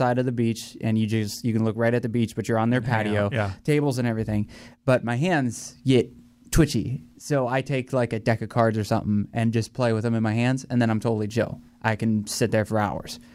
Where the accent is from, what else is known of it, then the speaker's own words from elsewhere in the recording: Northeast Ohio, United States; now in Florida, United States; I did grow up in Ohio